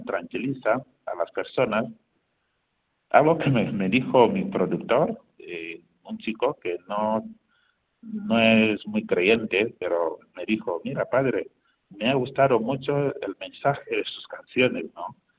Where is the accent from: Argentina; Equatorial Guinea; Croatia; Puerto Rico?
Equatorial Guinea; moved away as an adult; now in Spain; yo he cantado en muchos coros parroquiales en Guinea, y aquí en España